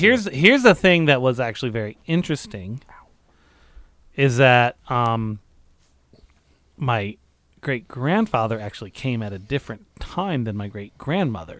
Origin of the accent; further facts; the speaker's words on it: United States; I'm American